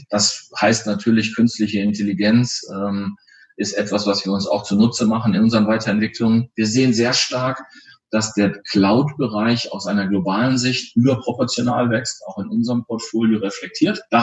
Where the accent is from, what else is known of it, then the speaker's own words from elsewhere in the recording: Soest, North Rhine-Westphalia, Germany; born there; Als gebürtiger Westfaler und Soester sage ich ganz offen, ich freue mich, wenn ich wieder in die Heimat kommen darf